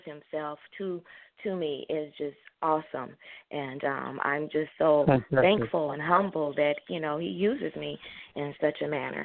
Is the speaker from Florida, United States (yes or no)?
no; Southern California, United States; I'm a true Californian. I've lived Southern California, born and raised, and I moved to Northern California